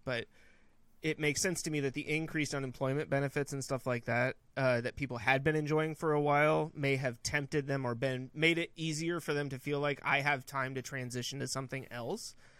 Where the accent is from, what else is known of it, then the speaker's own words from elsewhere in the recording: Northern California, United States; now in North Carolina, United States; growing up in Northern California